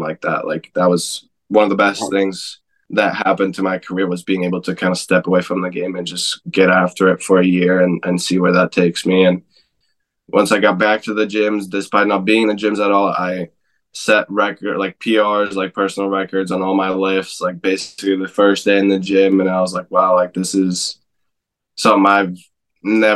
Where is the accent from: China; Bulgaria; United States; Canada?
Canada; Alberta; moved away; also born or lived in Vancouver, Canada; I grew up also in Alberta, so it's not too far from here